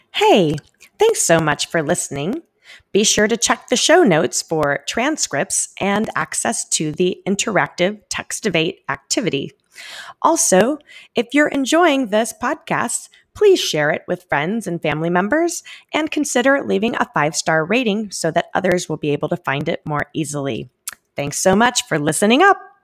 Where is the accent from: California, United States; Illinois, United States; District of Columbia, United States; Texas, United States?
Illinois, United States; central; moved away; I grew up in a small town in central Illinois